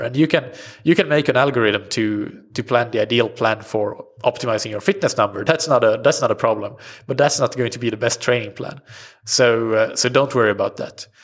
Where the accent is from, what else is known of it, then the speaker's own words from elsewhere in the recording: Sweden; first language Swedish; English is a second language; my native language swedish